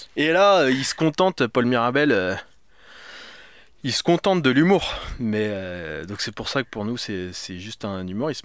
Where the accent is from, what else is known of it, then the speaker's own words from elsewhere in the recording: France; now in Paris, France; je suis français, j'ai grandi en province.